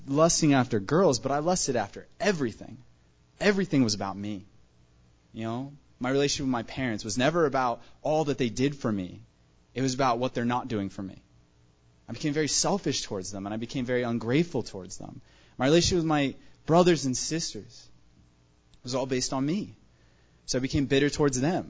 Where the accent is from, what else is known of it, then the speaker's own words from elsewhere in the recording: Tucson, Arizona, United States; I was born and raised here in Tucson, Arizona